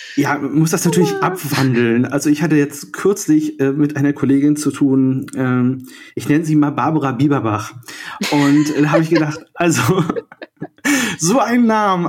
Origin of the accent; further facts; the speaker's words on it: Rostock, Mecklenburg-Vorpommern, Germany; ich bin 1979 in Rostock geboren